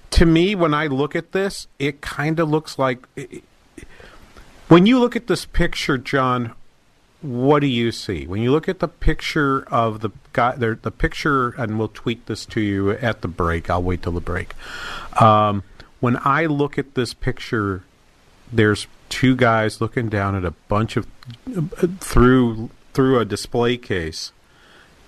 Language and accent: English; Manchester, New Hampshire, United States; Manchester in New Hampshire, the major city in my hometown